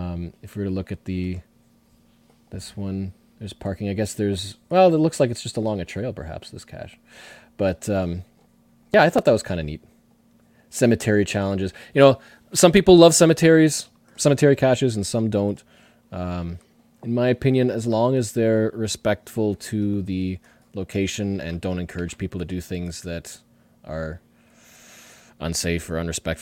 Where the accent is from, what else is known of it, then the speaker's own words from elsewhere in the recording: Ohio, United States; taken me to many cool new places, mostly in my home state of Ohio.